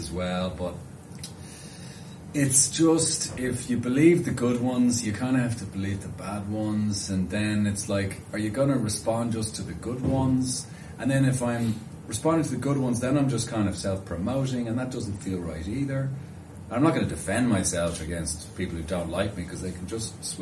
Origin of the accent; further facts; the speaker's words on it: Ireland; I'm Irish